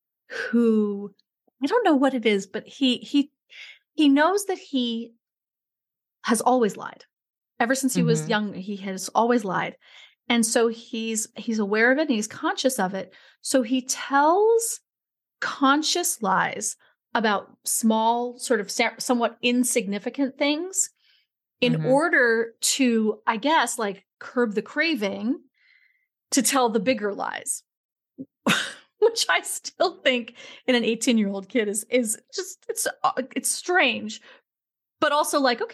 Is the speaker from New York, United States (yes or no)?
yes; New York City, New York, United States; he was a joke when I grew up in New York City.